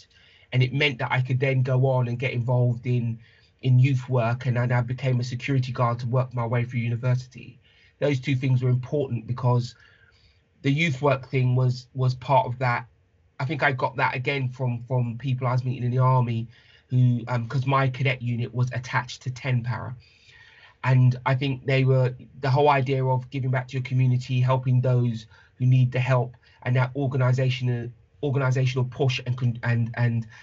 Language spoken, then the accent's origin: English; London, United Kingdom; I was born in Paddington. I lived in Ladbroke Grove. I was raised by my mother